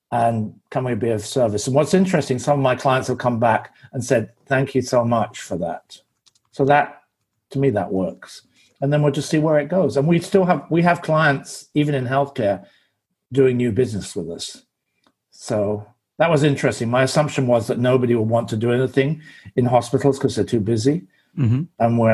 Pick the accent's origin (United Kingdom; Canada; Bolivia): United Kingdom; England; I'm English